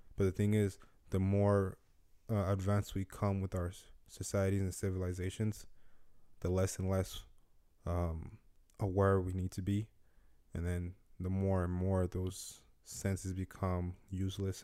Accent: Nigeria; growing growing up in Nigeria

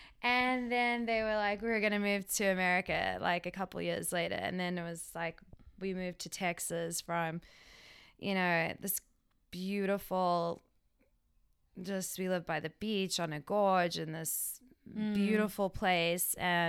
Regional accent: South Africa; born there; I was born in South Africa. I was born there and had, I mean, you want me to go through the whole thing?

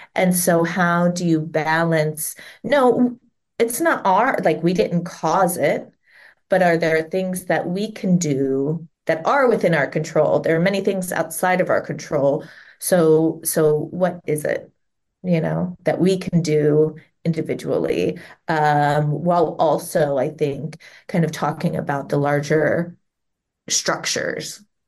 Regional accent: Cincinnati, Ohio, United States; moved away as an adult; now in Southern California, United States; I was born and raised around Cincinnati, Ohio

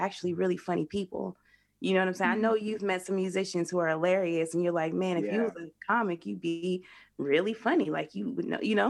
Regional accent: Denver, Colorado, United States; I'm from Denver. So I started in Denver.

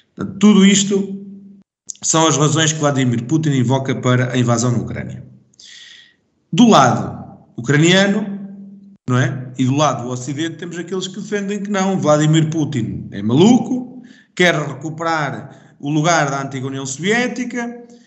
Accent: Portugal; sou português

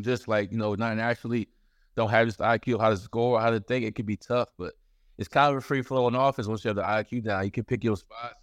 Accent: Baltimore, Maryland, United States; I grew up, uh, right outside Baltimore

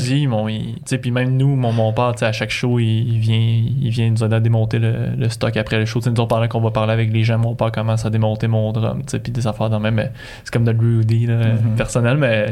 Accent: Magdalen Islands, Quebec, Canada; moved away; je viens des îles de la Madeleine

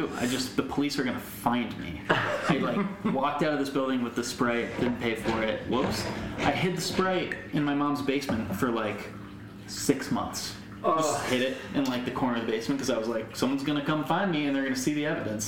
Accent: Connecticut, United States; in the area of Connecticut we were in, it was pretty much all white people

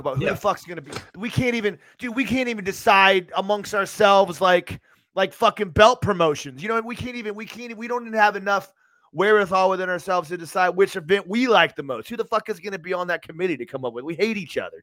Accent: Tampa, Florida, United States; I grew up in Tampa my entire life

